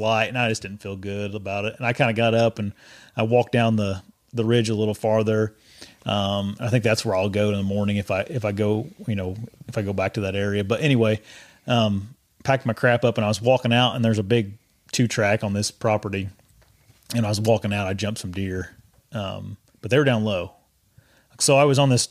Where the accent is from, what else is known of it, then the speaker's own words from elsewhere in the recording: Indiana, United States; I'm from Indiana, so I'm used to all the hills and stuff